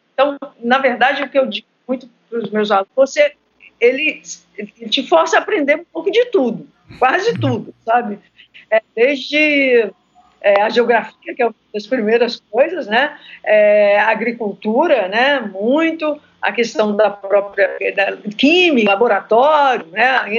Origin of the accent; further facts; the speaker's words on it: Minas Gerais, Brazil; moved away as an adult; now in Rio de Janeiro, Brazil; Eu moro atualmente no Rio, mas eu sou mineira